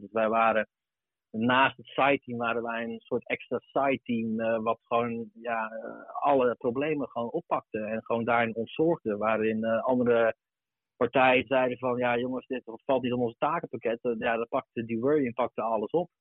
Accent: Arnhem, Gelderland, Netherlands; kom ik zelf oorspronkelijk uit Arnhem. Ehm, daarin zat ik op de basisschool

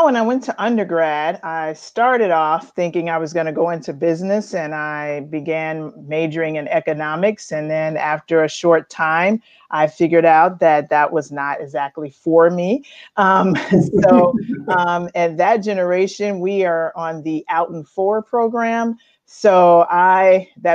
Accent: Chicago, Illinois, United States; moved away as an adult; now in Roanoke, United States; I was born in Chicago and grew up there in the Chicagoland area

